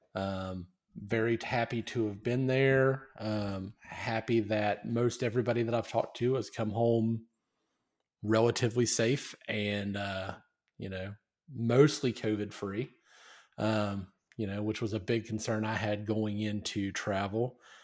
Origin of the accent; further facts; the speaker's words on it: United States; as an American, I am proud to be an American